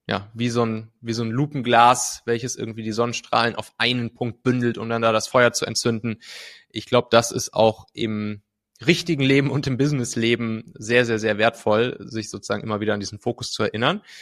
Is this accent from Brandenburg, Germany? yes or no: no; North Rhine-Westphalia, Germany; Also ich komme ja aus dem Rheinland, so aus der Kölner Gegend, äh, habe dann da ja ziemlich behütet auf dem, auf dem Land bin ich aufgewachsen, so zwischen Köln und Bonn.